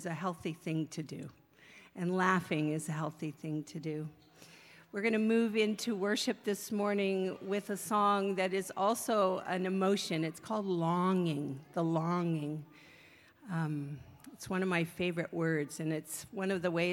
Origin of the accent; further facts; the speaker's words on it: Berkeley, California, United States; I'm from Berkeley High, class of 79